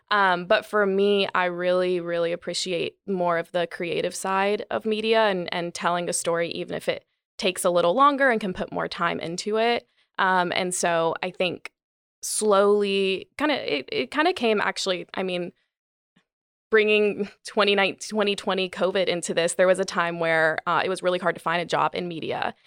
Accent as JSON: {"language": "English", "town": "Gastonia", "region": "North Carolina", "country": "United States", "tie": "born or raised there", "also_born_or_lived": "New York", "moved": "as an adult", "lives_now": "Charlotte, United States", "said": "I grew up in Gastonia, um, my whole family really is from Gastonia"}